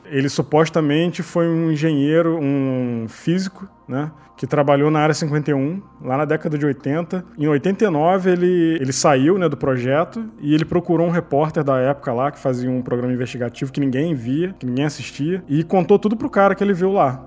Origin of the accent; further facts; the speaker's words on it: Petrópolis, Rio de Janeiro, Brazil; Porque eu morava perto do Rio, eu sou de Petrópolis